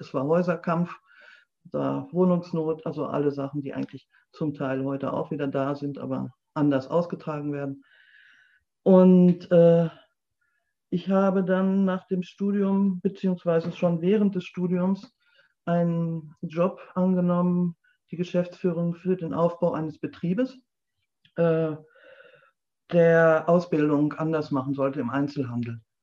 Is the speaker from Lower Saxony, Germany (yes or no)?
no; North Rhine-Westphalia, Germany; moved away as an adult; also born or lived in Berlin; now in Liepen, Germany; ich gebürtig aus Ostwestfalen komme und äh, dort auch sehr beschaulich, auch in einem sehr ländlichen Bereich aufgewachsen bin